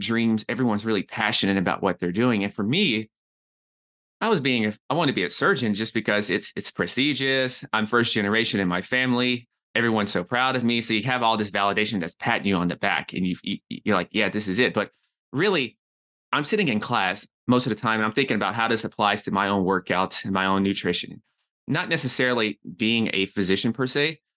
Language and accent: English; Nashville, Tennessee, United States; moved away as an adult; also born or lived in New York City; I'm from Nashville, Tennessee.